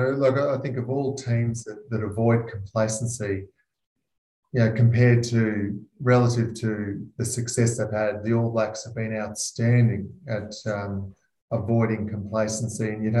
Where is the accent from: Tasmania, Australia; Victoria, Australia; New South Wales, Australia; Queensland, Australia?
Queensland, Australia; I grew up as a Queenslander